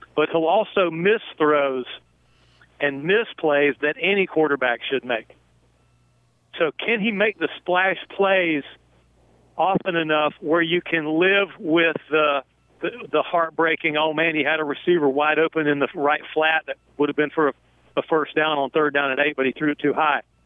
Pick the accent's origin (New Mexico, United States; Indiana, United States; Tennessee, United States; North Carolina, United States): North Carolina, United States; Chapel Hill; growing up in Chapel Hill